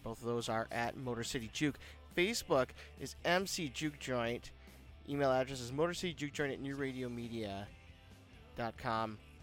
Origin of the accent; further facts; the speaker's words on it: Detroit, Michigan, United States; I was born in Detroit, and uh, I've li- you know lived in Detroit. I, I live just outside of Detroit now